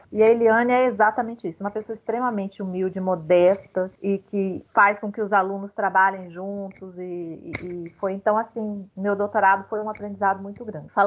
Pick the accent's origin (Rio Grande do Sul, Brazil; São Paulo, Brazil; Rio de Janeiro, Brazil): Rio Grande do Sul, Brazil; E meus pais também, nessa época, voltaram para o sul, porque originalmente eu sou gaúcha.